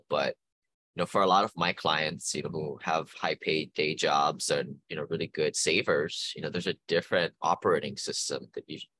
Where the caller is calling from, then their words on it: Honolulu, Hawaii, United States; I am calling from Honolulu, Hawaii.